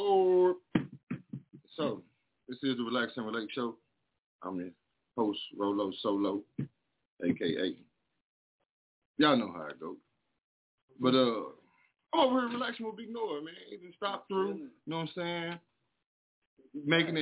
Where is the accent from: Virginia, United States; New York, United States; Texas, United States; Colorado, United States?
Texas, United States; moved away; I'm from Texas